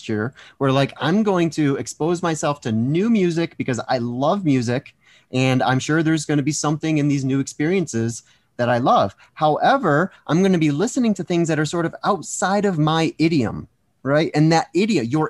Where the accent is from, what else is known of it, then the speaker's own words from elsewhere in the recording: East Coast, United States; I grew up on the East Coast